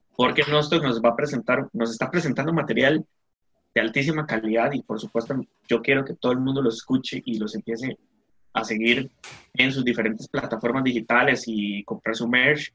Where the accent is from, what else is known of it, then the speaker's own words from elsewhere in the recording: Costa Rica; como costarricenses